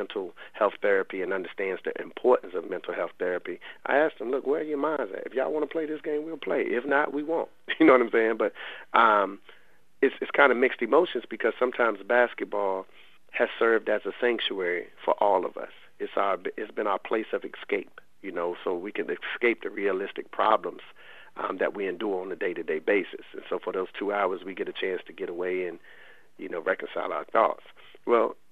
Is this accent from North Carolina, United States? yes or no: yes; Raleigh, North Carolina, United States; I'm from the Lane Street Housing Projects in Raleigh, and I lived over half my life in those projects